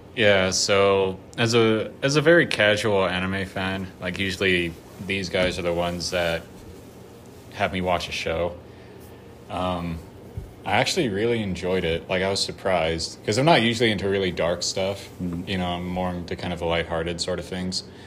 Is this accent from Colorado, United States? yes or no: yes; Colorado, United States; I'm from Colorado